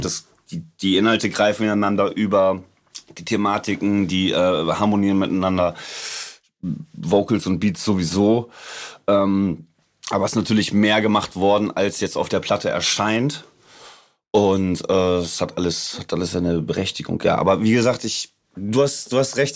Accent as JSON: {"language": "German", "region": "suburb of Hamburg", "country": "Germany", "said": "das, wo ich her bin. Also das ist äh, Vorort von Hamburg"}